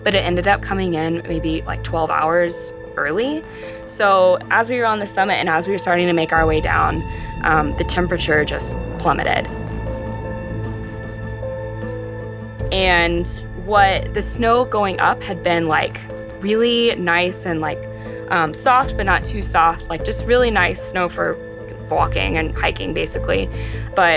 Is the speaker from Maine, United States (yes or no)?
no; Texas, United States; born or raised there